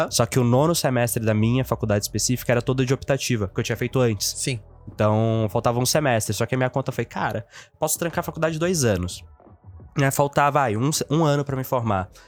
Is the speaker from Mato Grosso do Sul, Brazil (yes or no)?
no; Itabirito, Minas Gerais, Brazil; also born or lived in Teófilo Otoni; Cara, eu nasci numa cidade chamada Teoflotone, no norte de Minas.